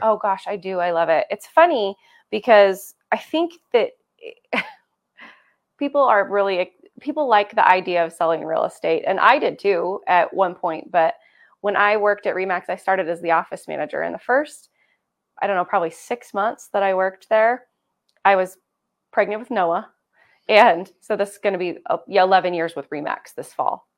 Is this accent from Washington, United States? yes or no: no; Cove, Oregon, United States; also born or lived in La Grande, Oregon; I grew up in Cove, so, and I didn't go to school in Cove, for the formative years, I came to school in La Grande during that time